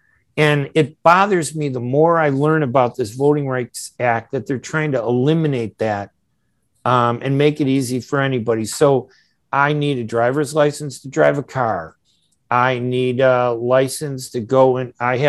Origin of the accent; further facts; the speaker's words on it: United States; as an American, I remember I turned 18, I registered to vote